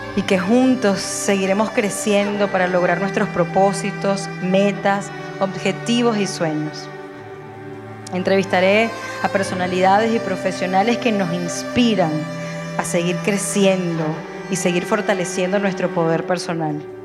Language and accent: Spanish; Margarita Island, Nueva Esparta, Venezuela; now in Málaga, Spain; soy venezolana y nací en una hermosa isla de Venezuela, la isla de Margarita